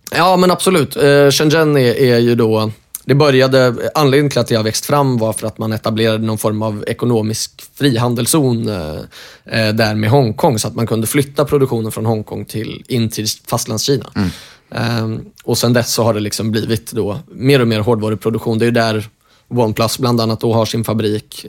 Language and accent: Swedish; Norway; moved away; jag är uppvuxen i, eh, i Norge